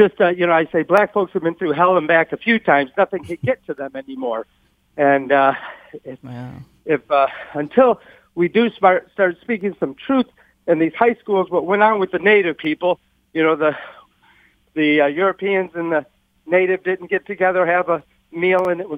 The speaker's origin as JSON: {"language": "English", "area": "Warren, near Detroit", "region": "Michigan", "country": "United States", "tie": "born or raised there", "lives_now": "Detroit, United States", "said": "I was born in Detroit, raised in war. My parents moved out during the 67 riots and back here in Detroit for 30 years"}